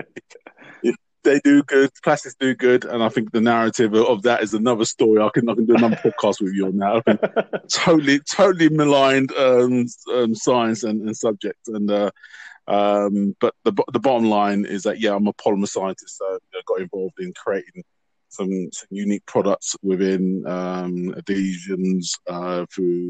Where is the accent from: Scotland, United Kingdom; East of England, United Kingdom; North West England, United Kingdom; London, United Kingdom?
London, United Kingdom; I was born in London